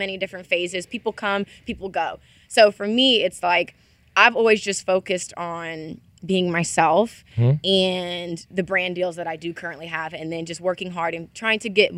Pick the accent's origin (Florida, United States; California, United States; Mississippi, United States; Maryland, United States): Mississippi, United States; also born or lived in Ohio; I'm from Ohio, but I was raised in Mississippi. So I'm like a Southern gal